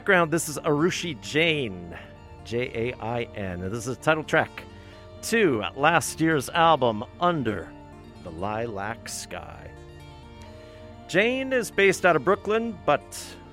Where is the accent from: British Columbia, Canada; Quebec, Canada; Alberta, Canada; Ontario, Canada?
Ontario, Canada; now in Vancouver, Canada; Growing up in Ontario